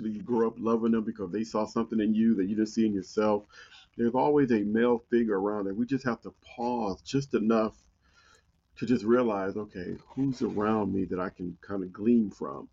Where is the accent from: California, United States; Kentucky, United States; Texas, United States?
California, United States; Compton; moved away as an adult; growing up in Compton made me mentally tough.